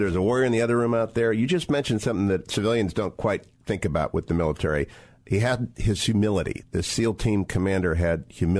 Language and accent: English; Ohio, United States; I'm from Ohio, so I knew about the first Perry